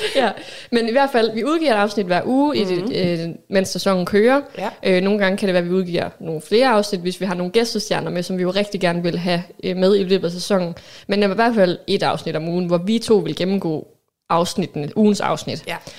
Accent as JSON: {"language": "Danish", "town": "Aalborg", "region": "North Denmark Region", "country": "Denmark", "tie": "born or raised there", "said": "født og opvokset her i Aalborg, hvor vi også sidder og optager"}